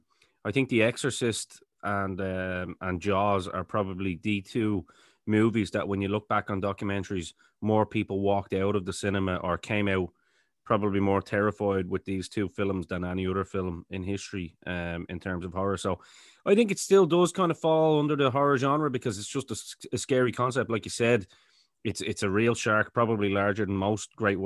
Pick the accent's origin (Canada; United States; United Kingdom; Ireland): Ireland; I'm Irish as well